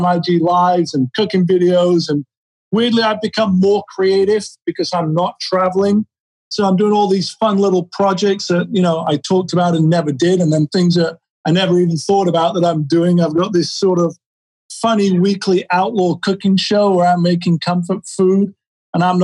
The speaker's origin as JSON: {"language": "English", "town": "Sheffield", "region": "Yorkshire and the Humber", "country": "United Kingdom", "tie": "born or raised there", "moved": "as an adult", "lives_now": "Los Angeles, United States", "said": "I was born in Sheffield, England in 1967, moved out to LA as a 19-year-old in 1986"}